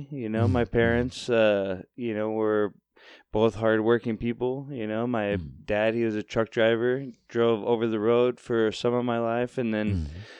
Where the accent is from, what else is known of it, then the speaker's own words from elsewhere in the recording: Fort Worth, Texas, United States; moved away as an adult; also born or lived in Portland; I was born in Fort Worth, Texas.